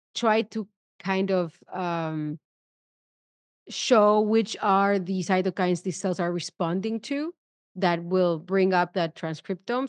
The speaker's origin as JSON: {"language": "English", "country": "Argentina", "moved": "yes"}